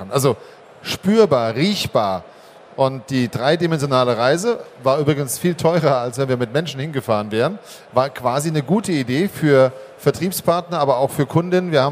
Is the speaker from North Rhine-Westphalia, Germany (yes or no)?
no; Hockenheim, Baden-Württemberg, Germany; Aufgewachsen bin ich in Hockenheim.